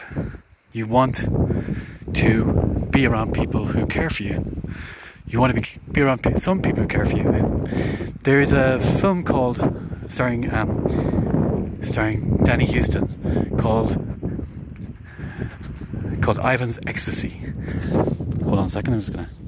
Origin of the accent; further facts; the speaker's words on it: Ireland; in Ireland, but more specifically where I grew up